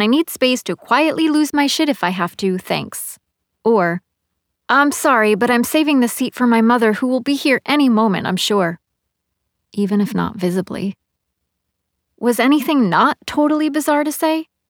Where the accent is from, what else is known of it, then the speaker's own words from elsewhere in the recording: Hudson Valley, New York, United States; moved away as an adult; now in New York City, United States; ride an hour up the river to the Hudson Valley to my hometown.